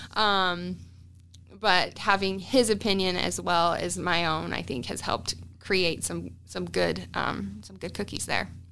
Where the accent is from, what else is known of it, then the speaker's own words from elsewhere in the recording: Utah, United States; moved away as an adult; now in Omaha, United States; so me and my family, we're from Utah.